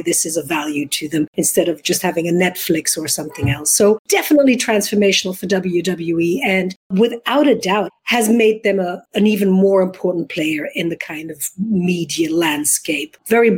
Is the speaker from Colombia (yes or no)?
no; Belgium; accent: hybrid English-American; English is a second language; moved away as an adult; also born or lived in London; now in United States; No, I'm originally from Belgium, born and bred, went to college there, and then started my career in London. So I have this hybrid English-American, because I've also been here now for 22 years.